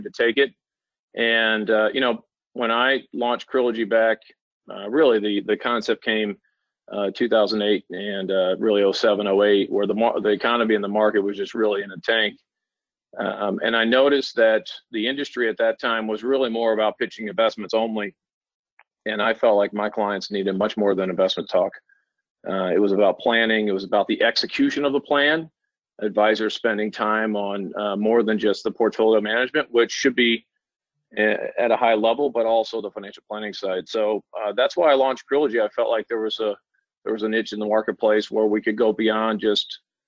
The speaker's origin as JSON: {"language": "English", "town": "Washington", "region": "Missouri", "country": "United States", "tie": "born or raised there", "also_born_or_lived": "St. Louis", "said": "I was born and raised in Washington, Missouri, small town about 45 minutes"}